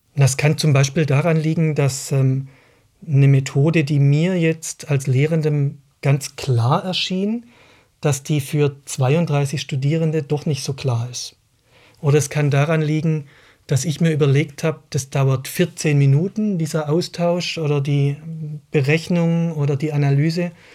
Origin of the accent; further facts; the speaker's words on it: Baden-Württemberg, Germany; now in Berlin, Germany; Ich bin an einer Modellschule in Baden-Württemberg aufgewachsen